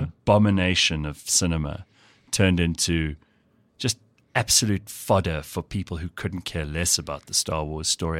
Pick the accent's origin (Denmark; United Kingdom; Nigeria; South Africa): South Africa; Pretoria, Gauteng; also born or lived in KwaZulu-Natal / Sandton; was born in Pretoria, lived for the first few years on a farm near the Hartbeespoort Dam. Then we moved to um, KZN for a little while. I was at primary school there. Moved back here